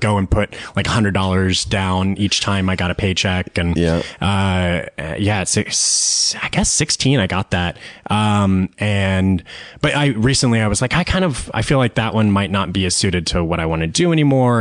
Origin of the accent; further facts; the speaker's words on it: Austin, Texas, United States; I grew up in Austin, Texas